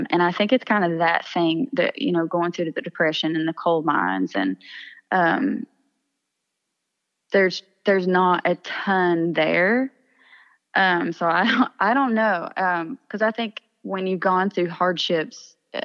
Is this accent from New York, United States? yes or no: no; East Kentucky, United States; I would be a country singer right now had I not grown up in East Kentucky